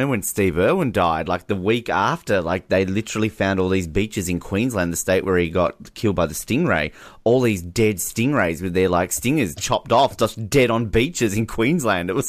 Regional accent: Canada; Oh, I'm not afraid. I'm Canadian.

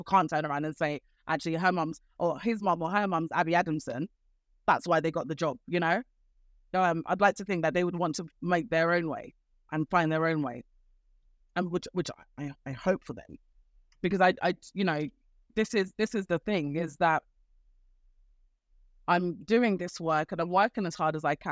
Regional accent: Nigeria; we Nigerians

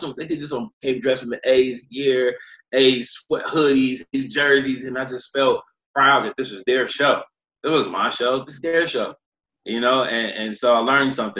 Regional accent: Oakland, California, United States; also born or lived in Los Angeles; I'm from Maxwell Park

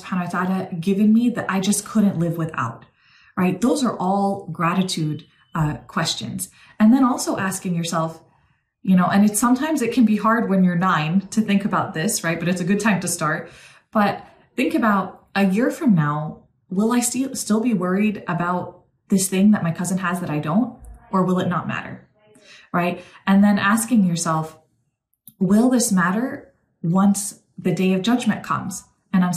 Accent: New York, United States; now in Texas, United States; I'm actually originally from New York

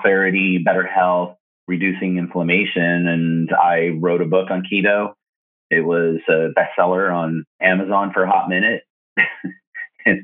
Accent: Colorado, United States; moved away as an adult; also born or lived in Arizona / Los Angeles; now in Portland, United States; I moved from Colorado to Arizona

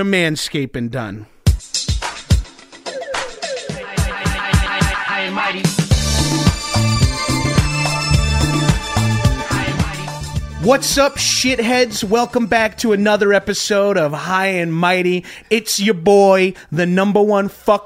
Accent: Freeport, New York, United States; also born or lived in Bellmore, New York; I was born in Freeport. My parents both went to Freeport High School. That's where they

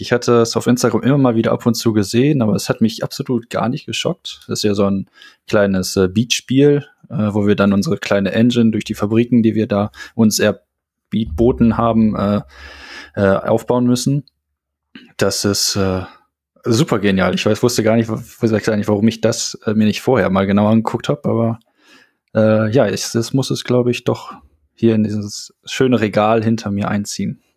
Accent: North Rhine-Westphalia, Germany; Als Westfale isst man Eintöpfe

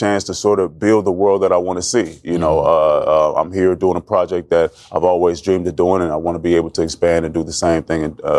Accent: Oakland, California, United States; In Oakland, California.

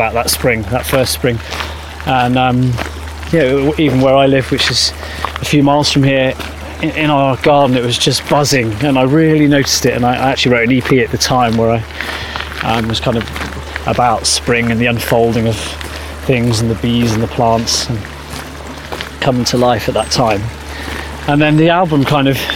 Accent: Shropshire, West Midlands, United Kingdom; moved away as an adult; also born or lived in Surrey; I'm from Shropshire, but I lived near London in Surrey for a decade

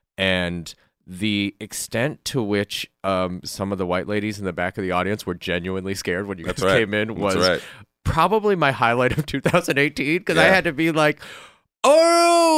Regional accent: Ann Arbor, Michigan, United States; also born or lived in Ypsilanti, Michigan; now in California, United States; I'm from Michigan.

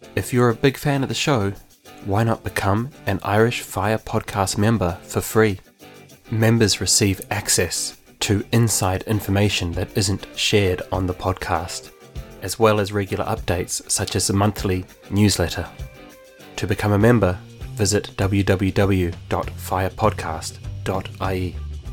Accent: New Zealand; accent: Kiwi; my Kiwi accent

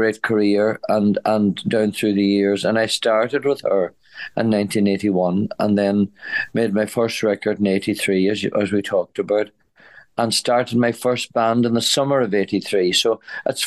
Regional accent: County Donegal, Ulster, Ireland; I come from County Donegal.

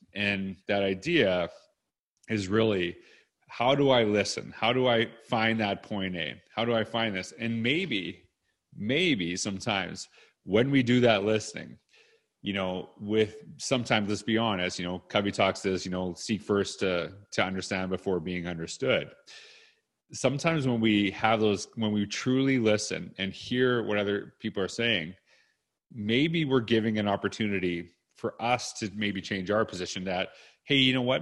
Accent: Canada; also born or lived in Edmonton, Alberta; that's part of being Canadian

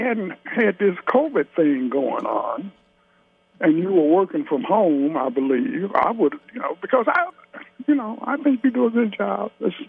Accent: Cincinnati, Ohio, United States; My father and my stepmother and myself, we moved to Avondale, Bernard Avenue.

